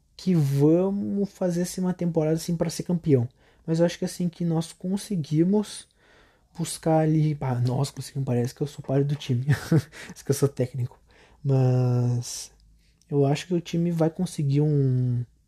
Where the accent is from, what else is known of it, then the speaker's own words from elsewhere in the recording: Canoas, Rio Grande do Sul, Brazil; Eu sou do Rio Grande do Sul, Canoas, tenho 16 anos